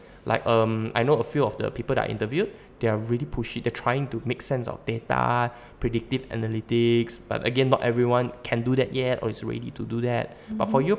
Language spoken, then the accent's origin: English; Sabah, Malaysia; also born or lived in Malacca / Labuan; I come from Malacca and I'm Sabahan, and earlier on I spent 10 years in Labuan.